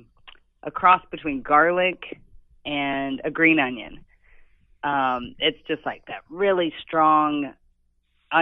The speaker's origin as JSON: {"language": "English", "region": "Tennessee", "country": "United States", "tie": "born or raised there", "said": "that's my home state."}